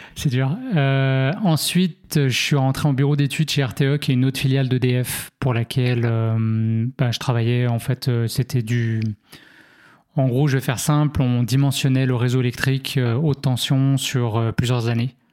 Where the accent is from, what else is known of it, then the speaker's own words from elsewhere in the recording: Lyon, Auvergne-Rhône-Alpes, France; moved away as an adult; now in Canada; je suis né à Lyon, j'arrive sur ma 35e année